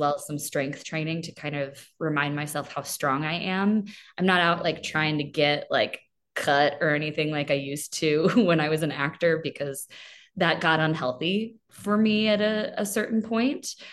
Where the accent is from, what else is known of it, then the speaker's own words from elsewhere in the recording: Chesterfield, Missouri, United States; moved away; I am originally from Chesterfield, Missouri